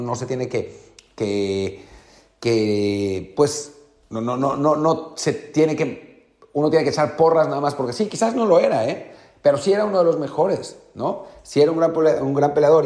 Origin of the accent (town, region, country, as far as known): Mexico